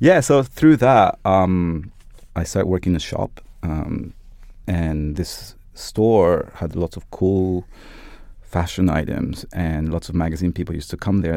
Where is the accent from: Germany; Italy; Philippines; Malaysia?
Italy; moved away as an adult; also born or lived in Japan / London; I was born in Japan and brought up both in Italy and Japan, and I did high school in Italy